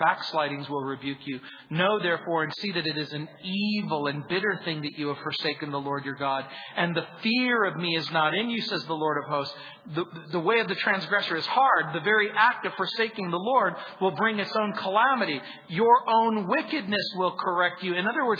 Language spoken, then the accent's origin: English; New Orleans, Louisiana, United States; born there; I was born in New Orleans and spent my summers there.